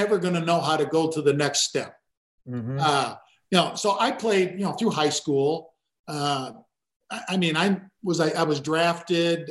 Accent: Gary, Indiana, United States; I grew up in Gary, Indiana

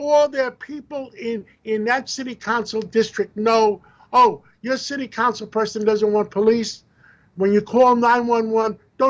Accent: New York City, New York, United States; I grew up in Harlem.

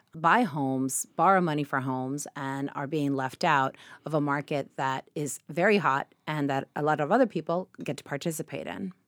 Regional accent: Argentina; moved away; I come from Argentina

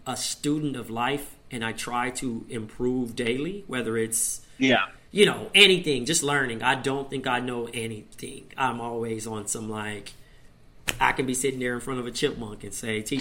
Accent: Compton, California, United States; growing up in Compton and dealing with the streets

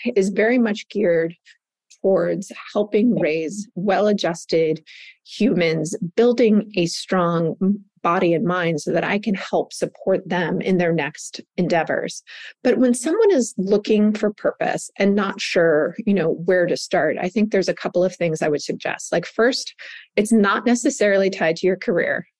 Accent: Southern California, United States; I grew up in Southern California, where the word in the 80s of wellness literally didn't exist.

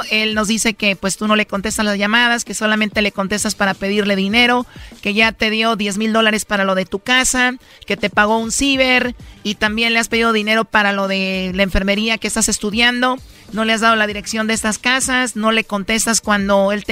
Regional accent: Mexico; tengamos la necesidad como mexicanos de huir a otro país

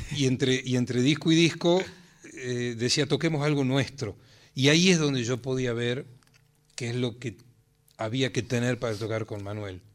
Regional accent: Tucumán, Argentina; now in Salta, Argentina; yo soy tucumano, pero vivo en Salta.

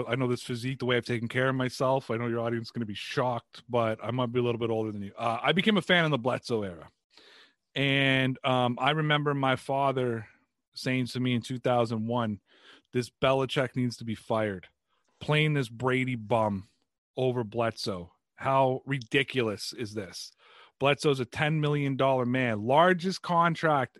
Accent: Canada

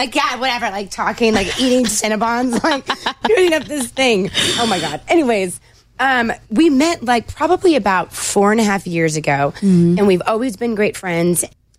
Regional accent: California, United States; moved away as an adult; now in Nashville, United States; And I'm from California, so my heart is in California because I just love my state.

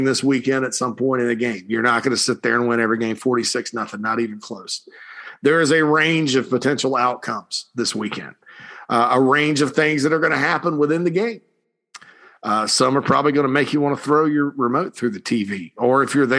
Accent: Spartanburg, South Carolina, United States; moved away; Spartanburg Base, so the hometown

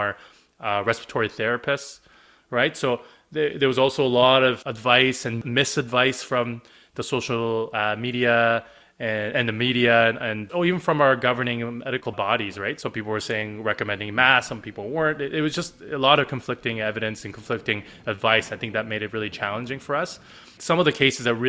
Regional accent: Canada; also born or lived in Korea; I'm Korean Canadian. I was born in Korea. I moved here when I was 7. I'm Canadian for all the intents and purposes

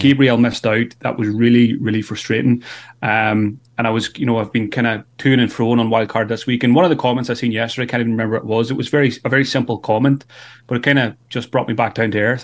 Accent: Ireland; being Irish

